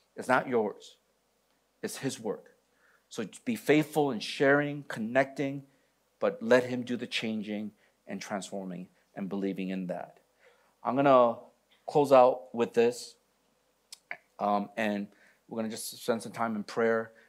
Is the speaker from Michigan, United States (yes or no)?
yes; Michigan, United States; moved away; I'm from Michigan.